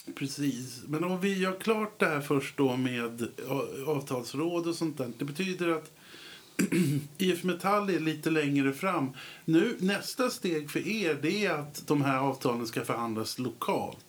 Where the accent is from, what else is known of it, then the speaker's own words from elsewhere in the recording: Södertälje, Stockholm County, Sweden; Jag är ju uppväxt i Södertälje.